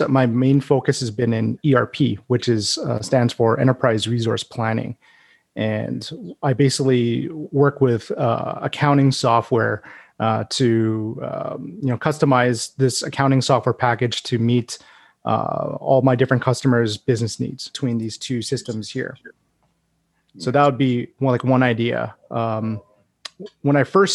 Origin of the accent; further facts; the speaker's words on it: Edmonton, Alberta, Canada; now in Calgary, Canada; I grew up in Edmonton